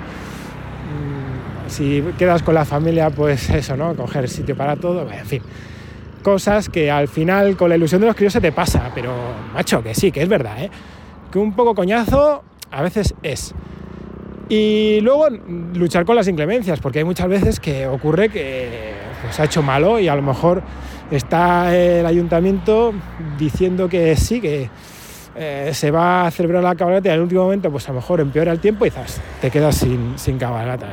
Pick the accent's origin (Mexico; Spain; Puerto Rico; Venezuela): Spain; Palencia, Castile and León; mi ciudad natal, Palencia